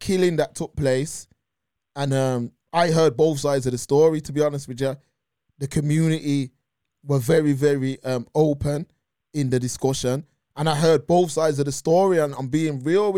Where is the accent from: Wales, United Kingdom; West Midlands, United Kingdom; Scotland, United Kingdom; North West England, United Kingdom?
West Midlands, United Kingdom; Birmingham; growing up in Birmingham